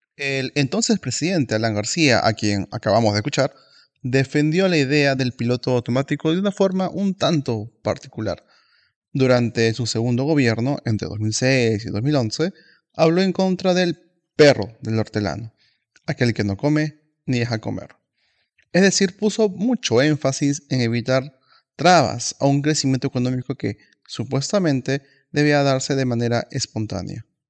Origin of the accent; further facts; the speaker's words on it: Peru; nuestro país